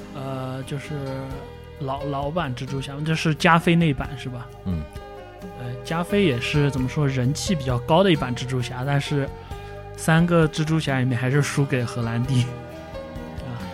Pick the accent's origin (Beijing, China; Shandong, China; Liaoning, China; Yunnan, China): Yunnan, China; accent: Yunnan dialect; 我们云南话也讲